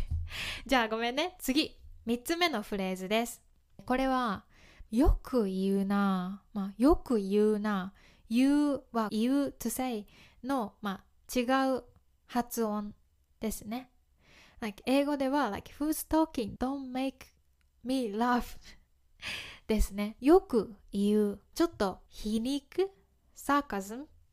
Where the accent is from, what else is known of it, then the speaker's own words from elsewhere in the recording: Kyoto, Japan; accent: Kansai dialect; 私は関西弁を話します京都出身です